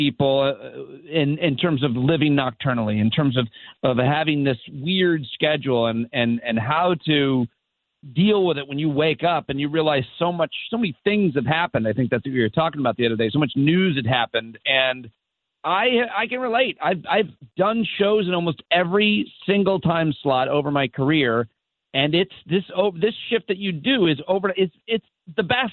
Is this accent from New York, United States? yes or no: yes; Syracuse, New York, United States; moved away; I grew up in Syracuse.